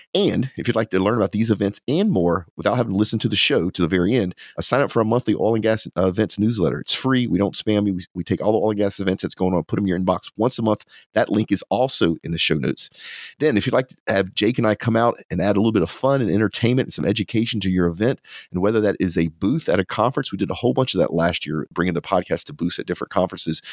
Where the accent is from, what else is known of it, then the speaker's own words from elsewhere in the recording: Louisiana, United States; now in Texas, United States; because I'm from Louisiana